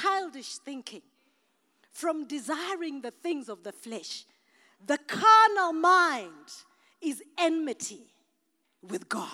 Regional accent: Masvingo, Zimbabwe; I'm African from Mashingo

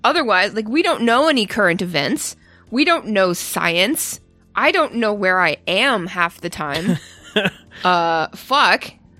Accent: Ontario, Canada; now in United States; I'm from Ontario. I'm Canadian. and I just sort of live in the States.

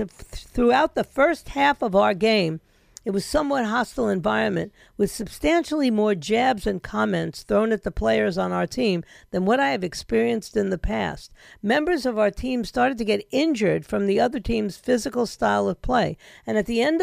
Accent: Yonkers, New York, United States; my hometown

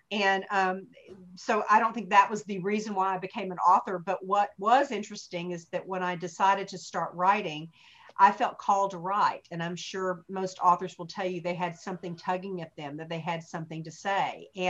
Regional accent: Hot Springs, Arkansas, United States; I'm a small town girl. You know, Hot Springs, Arkansas was my hometown and where I was reared.

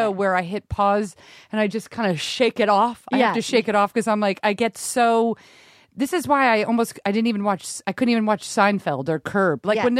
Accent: Rhode Island, United States; We grew up in Rhode Island.

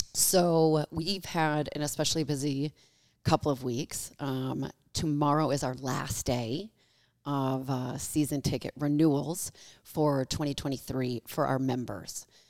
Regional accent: Michigan, United States; moved away as an adult; also born or lived in Los Angeles; now in Kansas City, United States; I am from the Midwest. I'm from Michigan

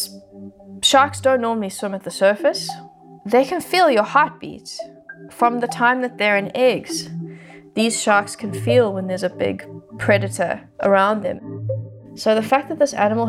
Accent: Johannesburg, Gauteng, South Africa; I grew up in Johannesburg, which is a landlocked, big city, very far away from nature

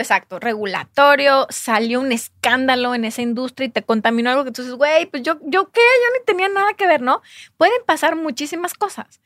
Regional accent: Jalisco, Mexico; yo soy de Jalisco

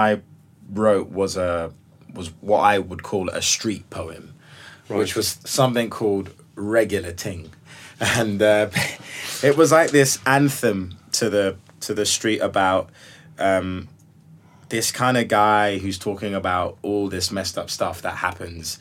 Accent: London, United Kingdom; as a young black man growing up in South London

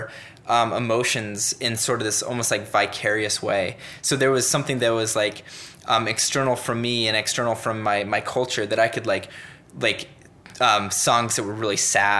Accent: Littleton, Colorado, United States; moved away as an adult; also born or lived in Utah / Seattle, Washington / Swaziland; now in Cincinnati, United States; I grew up in Colorado

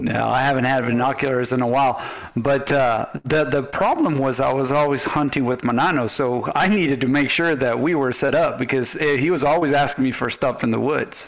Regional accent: Venezuela; now in United States; us Venezuelans

